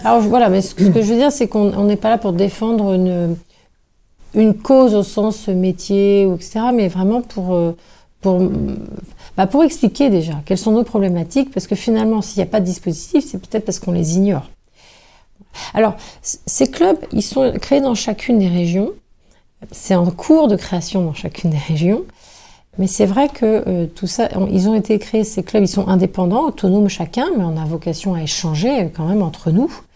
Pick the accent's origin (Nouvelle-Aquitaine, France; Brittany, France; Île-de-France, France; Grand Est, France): Brittany, France; moved away; j'ai habité pendant de nombreuses années en dehors de la Bretagne